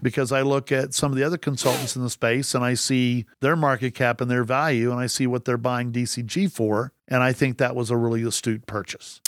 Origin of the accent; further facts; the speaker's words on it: Texas, United States; I grew up in Texas